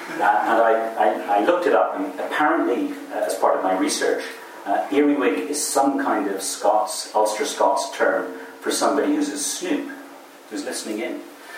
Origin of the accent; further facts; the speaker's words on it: Kaduna, Kaduna State, Nigeria; also born or lived in Cork, Ireland; I was born in Cork in 1958, so I'm a little older than you, distinctly older. I was taken to Nigeria at the age of 13 months, and the Nigerian Civil War more or less broke out in our backyard. We were living in Kaduna in northern Nigeria.